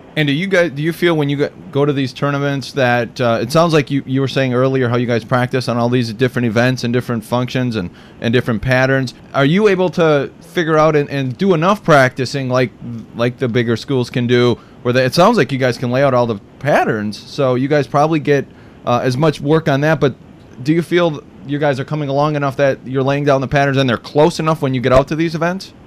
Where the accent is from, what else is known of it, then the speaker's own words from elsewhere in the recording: Wisconsin, United States; my friends who I grew up with in Wisconsin